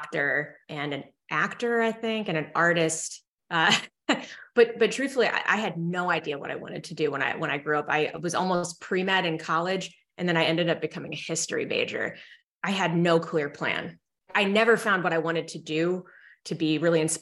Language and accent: English; Evanston, Illinois, United States; also born or lived in Philadelphia, Pennsylvania; my family moved to Evanston, Illinois, so right outside Chicago, where Northwestern is